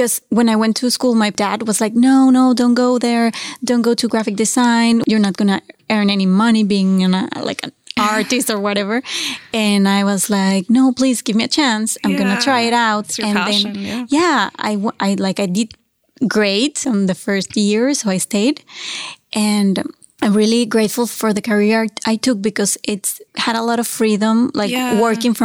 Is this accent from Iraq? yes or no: no; Mexico; English is a second language; moved away as an adult; also born or lived in Monterrey, Mexico / Mexico City, Mexico / Halifax, Canada / Vancouver, Canada; now in Toronto, Canada; I am from Mexico and I have been here in Toronto for almost 2 years now. And I was raised in a pretty small town, actually.